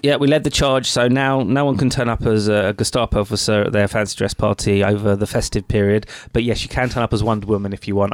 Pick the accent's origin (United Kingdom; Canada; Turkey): United Kingdom; I'm British to my roots